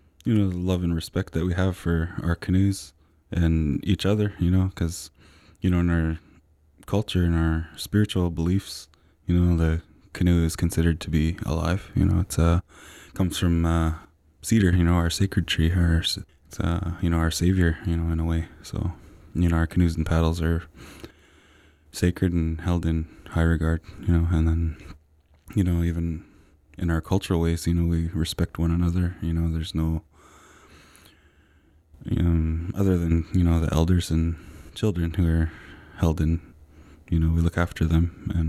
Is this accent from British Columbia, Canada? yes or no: yes; Brentwood Bay, British Columbia, Canada; I'm from the Sartlip First Nation out in Brentwood Bay.